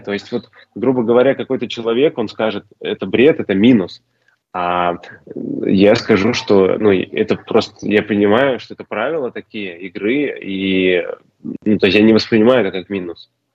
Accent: Ufa, Bashkortostan, Russia; moved away as an adult; now in Slovenia; большой привет моему родному городу

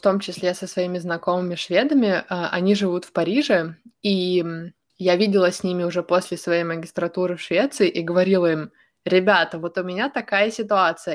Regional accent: Ukraine; moved away; also born or lived in Sweden; я из Украины, из э, довольно большого города

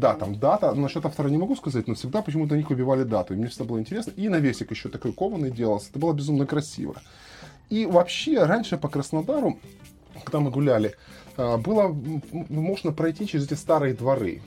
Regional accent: Krasnodar, Krasnodar Krai, Russia; я как вот коренной краснодарец, я, в общем-то, здесь родился и вырос

